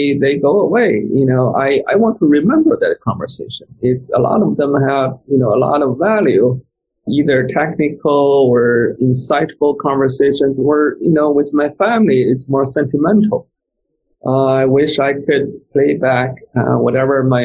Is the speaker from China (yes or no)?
yes; China; moved away; I came from China, so I still have my special accent.